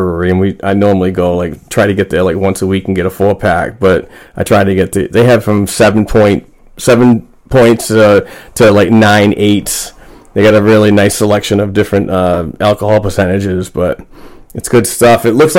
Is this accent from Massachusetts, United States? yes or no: yes; Amesbury, Massachusetts, United States; it's from my hometown of Amesbury, Massachusetts